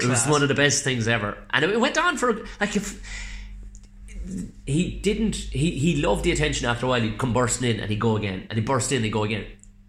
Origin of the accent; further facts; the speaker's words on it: South Tipperary, Munster, Ireland; I'm from South Tipperary.